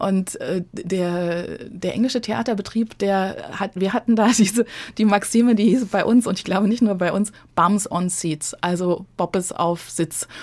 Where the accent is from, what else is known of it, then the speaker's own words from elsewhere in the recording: Frankfurt, Hesse, Germany; accent: Frankfurterisch / Hessisch; first language German (Standard German and Frankfurt dialect); die Mundart die ich so als Kind in Hochdeutsch und Frankfurterisch, das war so, äh, waren so die zwei Verkehrssprachen in unserer Familie